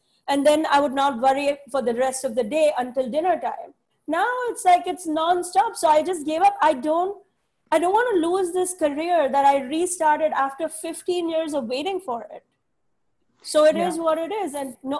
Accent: India; I was like, I'm Indian. There's a billion of us.

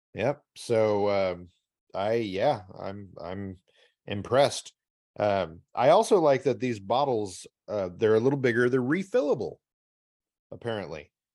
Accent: Midwest, United States; as a Midwesterner

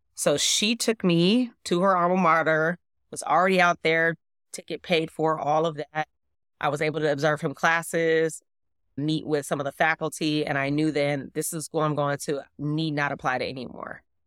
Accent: Oakland, California, United States; I am from Oakland, California, specifically East Oakland, specifically deep East Oakland

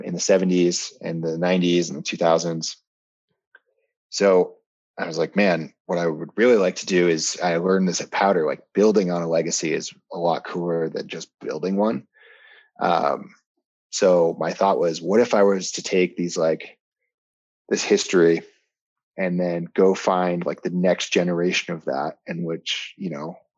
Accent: upstate New York, United States; now in Lake Tahoe, United States; I'm from New York, but I'm from upstate New York

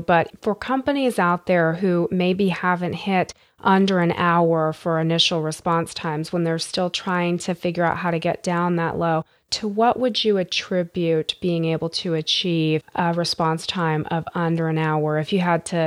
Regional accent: United States; as a United States citizen, as an American citizen

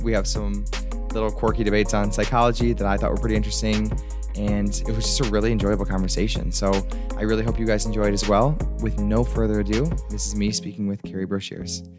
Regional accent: Michigan, United States; I'm from Michigan

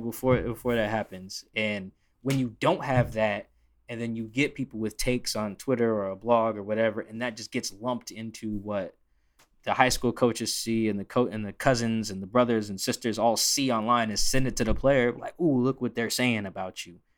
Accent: Seattle, Washington, United States; I'm from Seattle

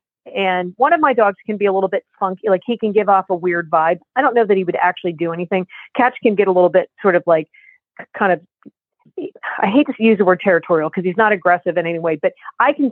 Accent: New Jersey, United States; we're from New Jersey, from the Northeast

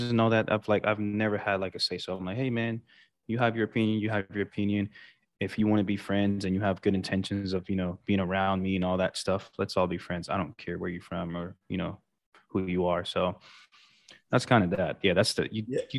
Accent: Sint Maarten; growing up in St. Martin, I mean, honestly, I've never really thought about you know rich, poor, or anything like that. It was just a peaceful island all around.

